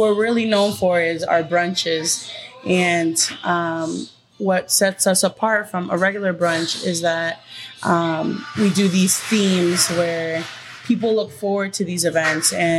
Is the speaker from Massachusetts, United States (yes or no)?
yes; Lynn, Massachusetts, United States; also born or lived in East Boston; I grew up here in Lynn.